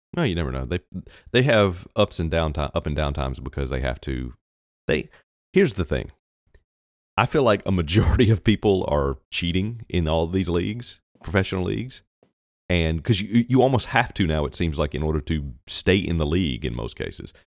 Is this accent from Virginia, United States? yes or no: yes; Virginia, United States; I was born in Virginia